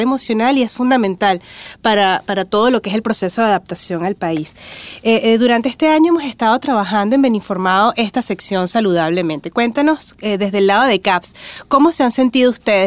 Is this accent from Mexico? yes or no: no; Venezuela; moved away; mi connacional, porque también soy de Venezuela